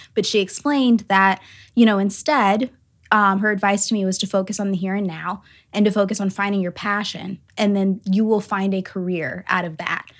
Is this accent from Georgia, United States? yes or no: yes; Atlanta, Georgia, United States; now in South Bend, United States; I'm originally from Atlanta, Georgia, and I, I grew up only child